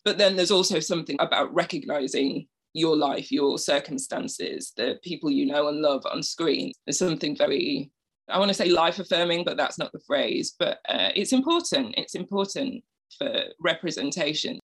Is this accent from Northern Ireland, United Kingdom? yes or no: no; Bradford, Yorkshire and the Humber, United Kingdom; I grew up in a very working class area of Bradford on a council estate.